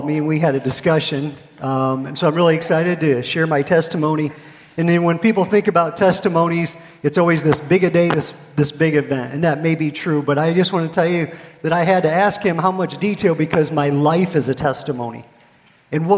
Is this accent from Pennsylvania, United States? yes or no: yes; Pennsylvania, United States; moved away as an adult; also born or lived in Fort Hood, Texas; now in Texas, United States; I am a Yankee from Pennsylvania